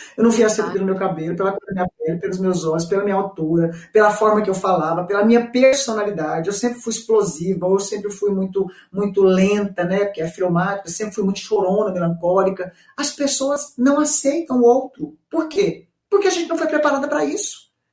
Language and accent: Portuguese; Goiânia, Goiás, Brazil; Eu sou de Goiânia, gente, centro-oeste